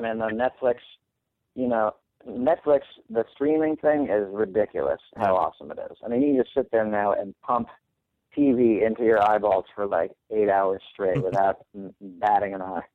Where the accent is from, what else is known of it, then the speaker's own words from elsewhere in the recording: New York City, New York, United States; I grew up in New York City, and I was one of the only three non-Jewish people at my high school